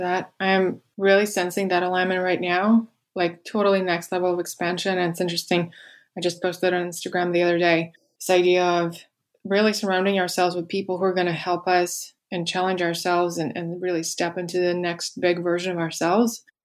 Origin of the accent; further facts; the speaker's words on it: Moscow, Russia; moved away; I grew up in Russia in Moscow, and I just never felt like I belonged there